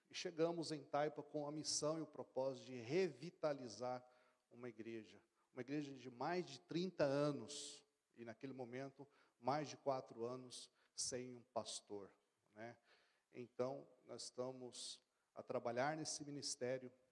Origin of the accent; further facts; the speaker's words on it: São José dos Campos, São Paulo, Brazil; moved away as an adult; now in Portugal; Eu sou lá de São José dos Campos.